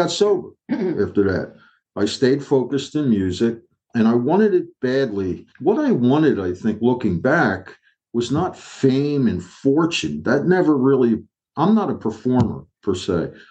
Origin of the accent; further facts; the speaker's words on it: Philadelphia, Pennsylvania, United States; I'm from North Philly, not Northeast